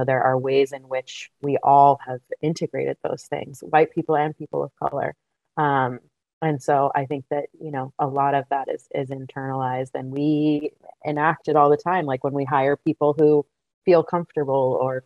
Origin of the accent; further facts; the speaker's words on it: United States; also born or lived in Boston, Massachusetts / Montana; growing up, in Boston and in Montana